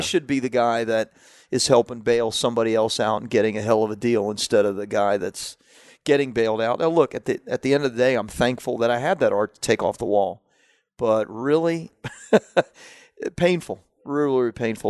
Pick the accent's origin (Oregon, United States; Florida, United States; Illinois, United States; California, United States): Florida, United States; Central; also born or lived in Washington, D.C.; I grew up in Central Florida, uh, at that time, so, you know, in, in, in the redneck places